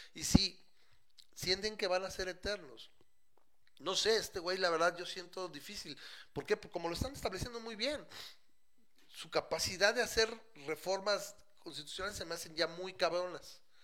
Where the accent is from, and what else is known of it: Mexico